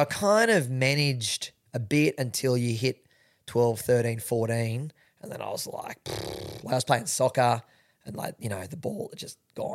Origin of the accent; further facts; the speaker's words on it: Sydney, New South Wales, Australia; I'm from, born and bred in Sydney